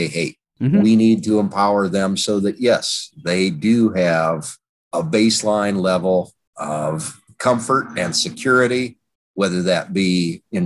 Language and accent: English; Wyoming, United States; moved away; I'm originally from Wyoming